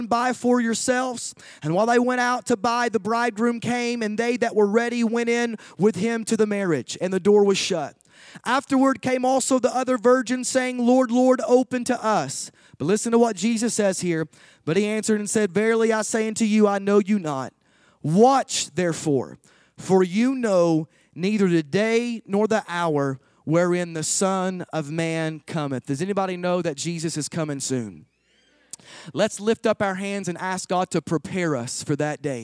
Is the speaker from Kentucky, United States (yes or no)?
yes; Kentucky, United States; I'm from Kentucky